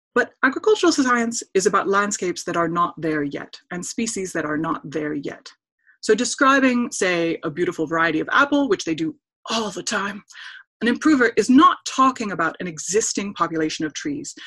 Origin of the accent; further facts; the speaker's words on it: Wisconsin, United States; I'm from Wisconsin